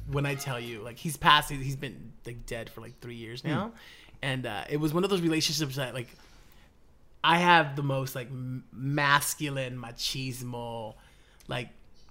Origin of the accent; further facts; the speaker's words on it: Burbank, California, United States; I grew up in Burbank, California, which is the valley.